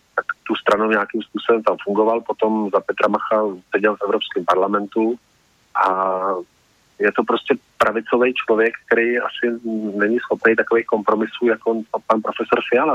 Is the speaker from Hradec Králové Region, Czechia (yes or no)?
no; Central Bohemian Region, Czechia; já ze středních Čech tak, a, a jsem Čech